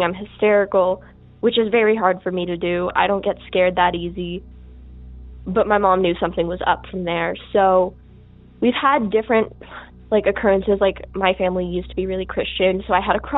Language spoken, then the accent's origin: English; Las Vegas, Nevada, United States; I'm from Las Vegas. My story takes place here in Vegas. About 2018, 2019, I was about 12 years old at the time